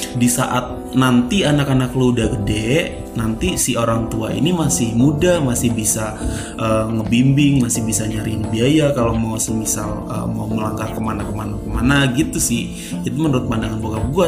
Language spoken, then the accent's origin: Indonesian; Java, Indonesia; gua, gua orang Jawa